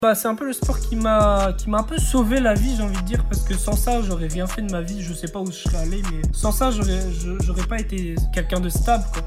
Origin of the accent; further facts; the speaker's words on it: Brest, Brittany, France; also born or lived in Martinique; Je viens de Brest, d'origine martinique, mais je vis à Brest.